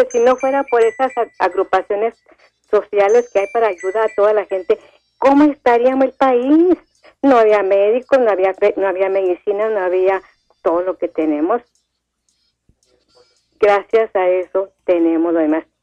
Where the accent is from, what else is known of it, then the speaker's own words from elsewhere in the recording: Mexico; es así somos los mexicanos, siempre nos echamos la mano unos a los otros.